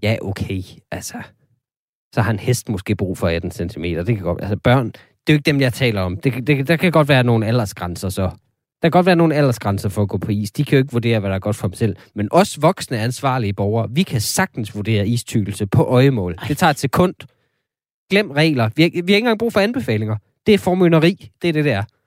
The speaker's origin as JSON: {"language": "Danish", "area": "North Jutland", "region": "North Denmark Region", "country": "Denmark", "tie": "born or raised there", "said": "Jeg er selv vokset op"}